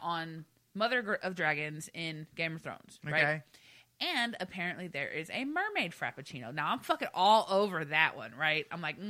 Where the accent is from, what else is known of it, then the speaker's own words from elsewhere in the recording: the South, United States; moved away; I'm from the South, so it's always hot down there.